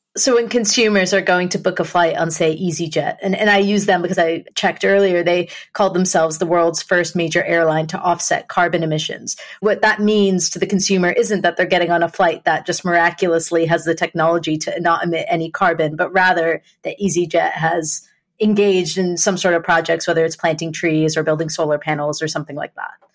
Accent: United States; myself growing up in the States

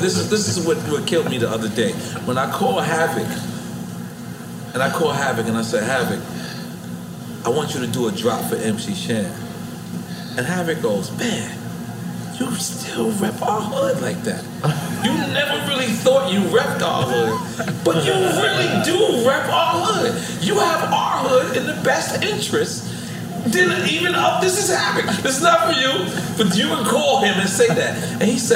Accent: New York, United States; I went back to my hood

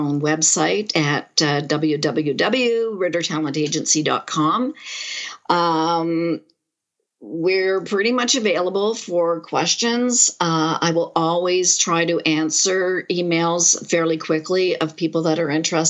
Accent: Montreal, Quebec, Canada; now in Toronto, Canada; I grew up in Montreal

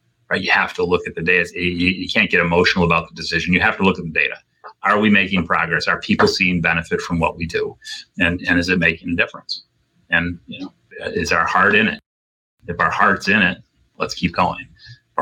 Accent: Rome, New York, United States; moved away; also born or lived in Boston; I grew up in Rome, New York, an hour from Syracuse

